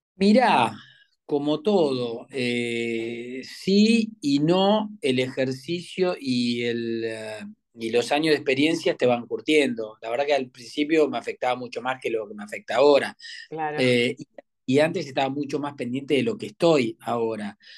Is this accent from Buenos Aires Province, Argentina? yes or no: yes; western Greater Buenos Aires, Buenos Aires Province, Argentina; moved away as an adult; now in Buenos Aires, Argentina; yo soy de, la zona oeste, aunque ahora ya hace muchos años que estoy acá en, que soy porteñito